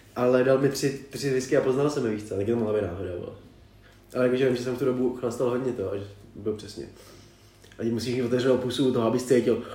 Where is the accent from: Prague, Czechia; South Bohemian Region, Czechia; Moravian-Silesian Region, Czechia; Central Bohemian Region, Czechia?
Prague, Czechia; jsme jim řekli, že jsme z Prahy